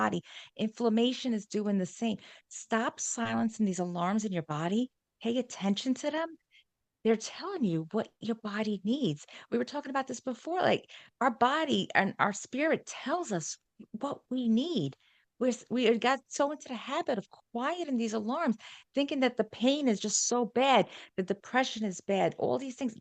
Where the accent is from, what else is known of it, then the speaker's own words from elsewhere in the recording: New York, United States; accent: New York; my G does not come out, it's a New York thing, my New York accent